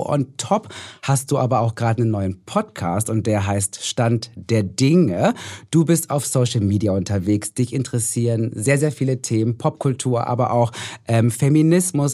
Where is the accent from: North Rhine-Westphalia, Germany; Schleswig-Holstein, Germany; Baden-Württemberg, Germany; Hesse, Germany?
North Rhine-Westphalia, Germany; Ich komme aus Nordrhein-Westfalen